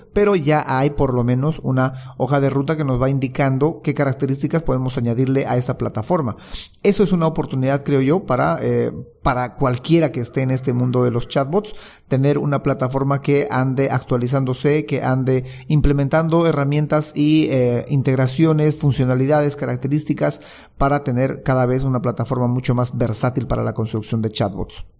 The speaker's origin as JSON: {"language": "Spanish", "country": "Bolivia", "said": "ser yo el único distribuidor en Bolivia, el distribuidor exclusivo y que nadie más pueda solicitar eh, vender este producto en mi país"}